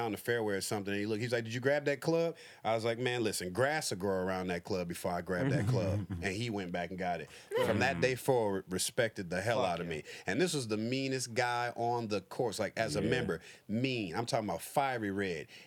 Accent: Detroit, Michigan, United States; I'm from Detroit

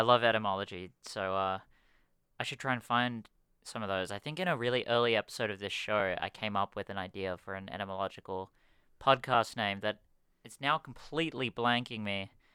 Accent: Malaysia; moved away; growing up in Malaysia

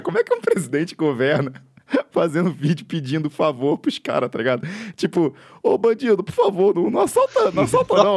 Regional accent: Minas Gerais, Brazil; accent: mineiro; eu mineiro

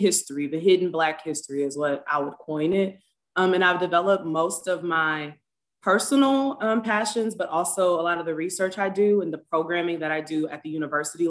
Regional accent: Galveston, Texas, United States; I was born and raised in Galveston, Texas

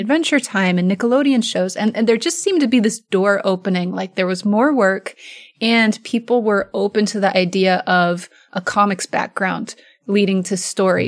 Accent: Oregon, United States; I'm from Oregon

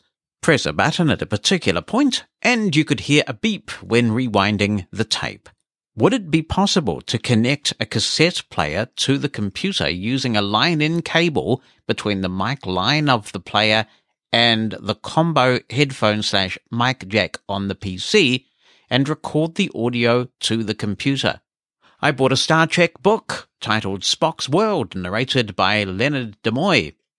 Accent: Malaysia; As you know, I am from Malaysia, and much of the audio-described stuff that I watch are from the West.

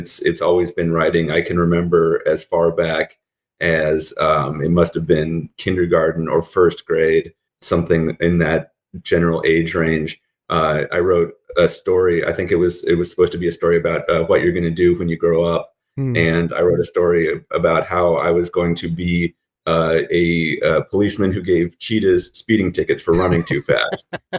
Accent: Colorado, United States; also born or lived in California / Germany; I was born in California. We moved around some when I was a kid because my dad was in the Army. So I lived in Germany for a few years. And then we moved to Colorado when I was 7. And I did most of my growing up in Colorado.

